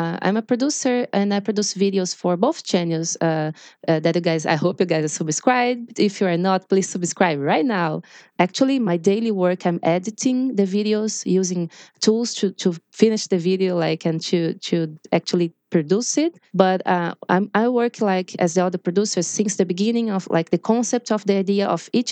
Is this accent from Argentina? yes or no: no; Brazil; English is a second language; I'm from Brazil. I'm not a native speaker